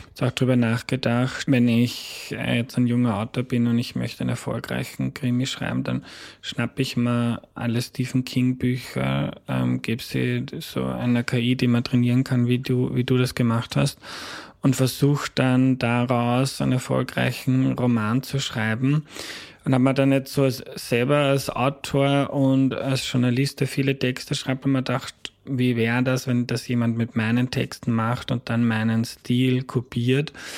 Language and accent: German; Austria; accent: Austrian dialect